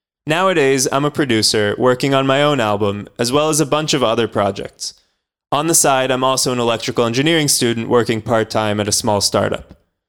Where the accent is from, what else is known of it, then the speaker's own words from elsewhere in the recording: New Jersey, United States; born there; also born or lived in Israel; Yeah, so I was born in New Jersey, and I've been back and forth a few times between the US and Israel.